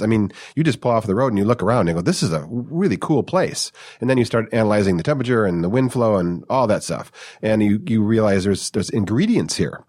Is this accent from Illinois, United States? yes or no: no; Detroit, Michigan, United States; moved away as an adult; now in California, United States; I'm not from California. I was raised in the Detroit suburbs, moved out here in my twenties.